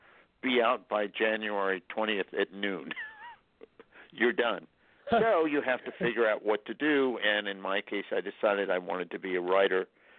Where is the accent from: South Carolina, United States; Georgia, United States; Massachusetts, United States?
Massachusetts, United States; Northampton; moved away; also born or lived in Washington; I was born and raised in Northampton, Massachusetts, by parents who were from Eastern Long Island